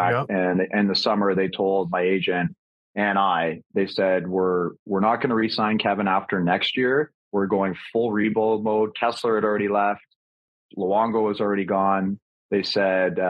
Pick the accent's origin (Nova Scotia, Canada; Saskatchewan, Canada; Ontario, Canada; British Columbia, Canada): Ontario, Canada; Hamilton; I grew up in Hamilton